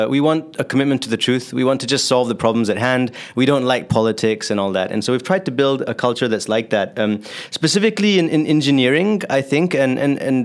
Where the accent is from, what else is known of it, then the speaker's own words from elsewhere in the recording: Singapore; moved away as an adult; also born or lived in California; I grew up in Singapore, actually, and so I had to serve 2 years of military service after high school